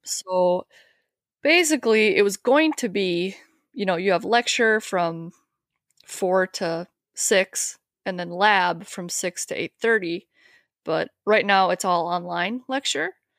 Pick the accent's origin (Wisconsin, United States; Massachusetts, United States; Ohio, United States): Wisconsin, United States; moved away as an adult; I'm actually from Wisconsin. Um, I, we, I grew up right across the border from, uh, the Twin Cities in Minnesota here, but I moved here about ten years ago.